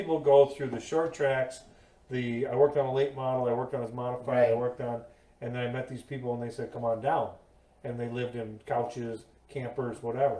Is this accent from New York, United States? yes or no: yes; Akron, New York, United States; I'm from Akron, New York.